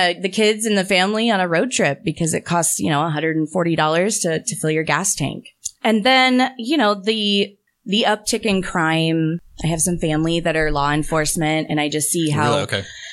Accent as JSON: {"language": "English", "town": "Gresham", "region": "Oregon", "country": "United States", "tie": "born or raised there", "said": "So I'm from Gresham area, graduated from Gresham"}